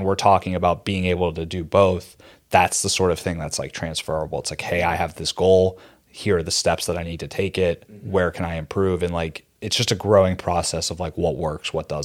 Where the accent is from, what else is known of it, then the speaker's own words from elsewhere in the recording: Pittsburgh, Pennsylvania, United States; moved away as an adult; now in New York City, United States; Born and raised in Pittsburgh, PA. Have resided in New York City for the last 7 years